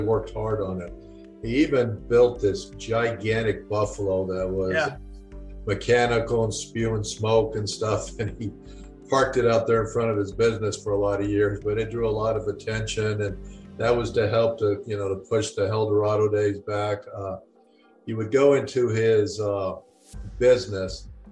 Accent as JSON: {"language": "English", "town": "Las Vegas", "region": "Nevada", "country": "United States", "tie": "born or raised there", "said": "I grew up in Las Vegas myself, I'm 65 years old now"}